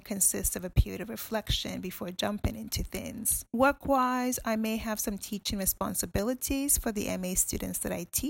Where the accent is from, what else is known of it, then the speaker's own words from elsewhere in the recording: Ghana; now in United Kingdom; I'm from Ghana, and I'm currently based here